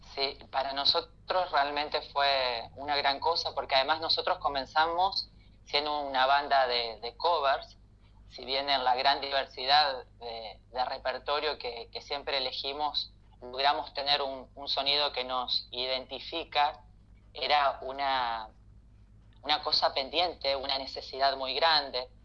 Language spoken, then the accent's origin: Spanish; Santa Fe, Argentina; yo soy de Santa Fe